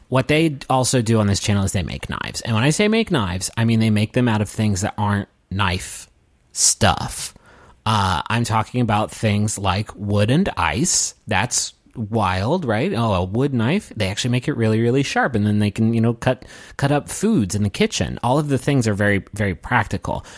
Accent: Appalachia, United States; I'm from Appalachia

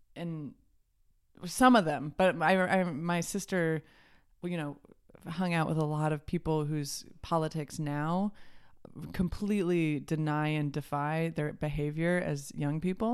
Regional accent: Champaign, Illinois, United States; also born or lived in Delaware / New York City; now in Los Angeles, United States; I'm from Champaign, Urbana

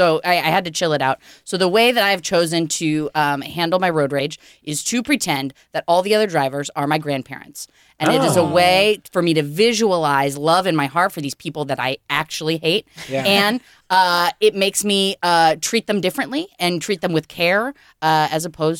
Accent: Portland, Oregon, United States; moved away as an adult; now in Los Angeles, United States; I'm from Portland, Oregon, where people drive so slow.

